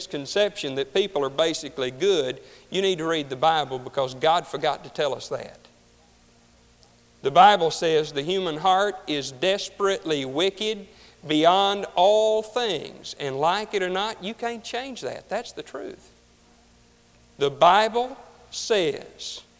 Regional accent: Deep South, United States; I grew up in the Deep South

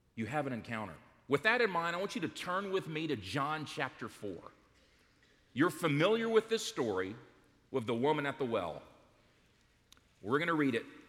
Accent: Smyrna, Georgia, United States; we grew up in Smyrna, Georgia

